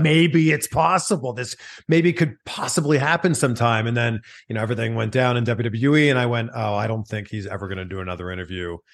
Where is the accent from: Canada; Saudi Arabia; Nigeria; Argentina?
Canada; Toronto, Ontario; now in California, United States; I'm from Toronto